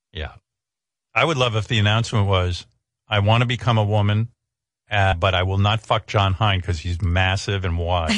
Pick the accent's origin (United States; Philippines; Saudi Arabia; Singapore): United States; Northeast; I grew up in the Northeast